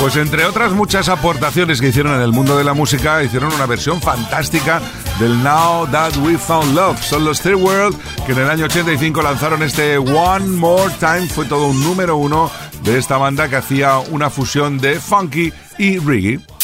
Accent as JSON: {"language": "Spanish", "town": "Cornellà de Llobregat", "region": "Catalonia", "country": "Spain", "said": "mi tierra"}